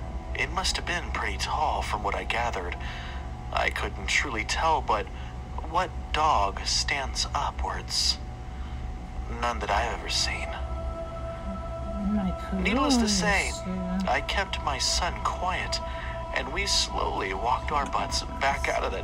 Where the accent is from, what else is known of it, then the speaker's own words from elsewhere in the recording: Mesa, Arizona, United States; now in Flagstaff, United States; I'm originally from Mesa, Arizona. A few years ago, my family and I moved up north near Flagstaff for work purposes.